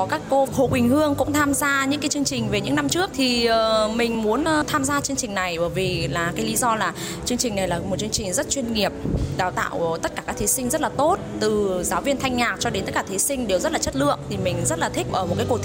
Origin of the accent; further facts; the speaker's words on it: Viet Tri, Phú Thọ, Vietnam; số báo danh 457, mình 27 tuổi và mình đến từ Việt Trì Phú Thọ.